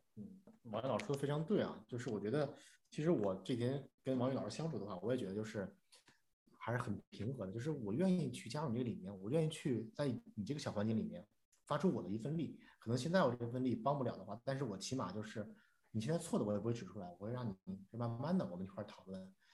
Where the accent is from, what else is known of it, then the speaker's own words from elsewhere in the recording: Beijing, China; 我在，我在海淀长大的话，海淀大院儿